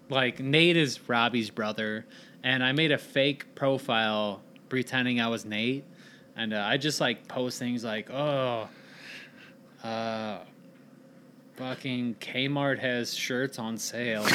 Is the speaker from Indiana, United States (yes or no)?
yes; Hebron, Indiana, United States; I was a Hebron Hawk